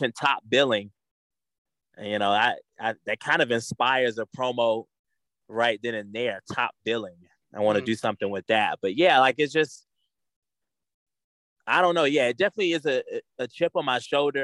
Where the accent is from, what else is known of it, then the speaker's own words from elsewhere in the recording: Atlanta, Georgia, United States; me being born and raised in Atlanta